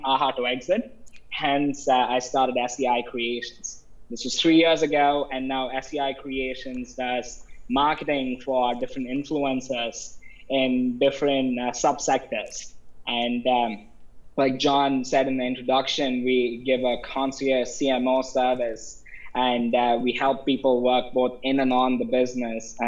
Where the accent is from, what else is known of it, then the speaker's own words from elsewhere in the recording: Chennai, Tamil Nadu, India; moved away as an adult; now in United States; I'm from Chennai, India. That's where I grew up, and that's where I got my undergraduate education.